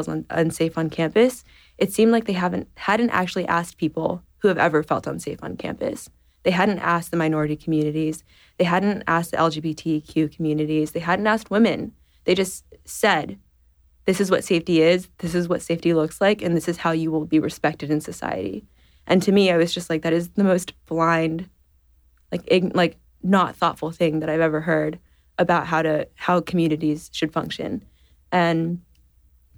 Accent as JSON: {"language": "English", "town": "San Antonio", "region": "Texas", "country": "United States", "tie": "born or raised there", "said": "I grew up in San Antonio, Texas"}